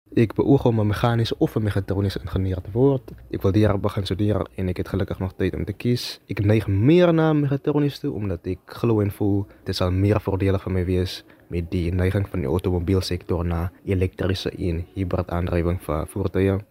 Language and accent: Afrikaans; Worcester, Western Cape, South Africa; ek is gebore in Woester, klein dorp in die Boland hier groot geword